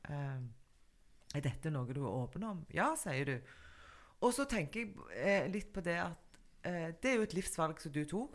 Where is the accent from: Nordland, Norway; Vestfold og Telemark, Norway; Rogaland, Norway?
Rogaland, Norway; Stavanger; vi i Stavanger